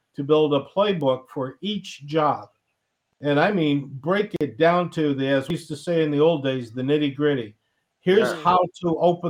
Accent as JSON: {"language": "English", "town": "Cleveland", "region": "Ohio", "country": "United States", "tie": "born or raised there", "said": "I grew up in Cleveland."}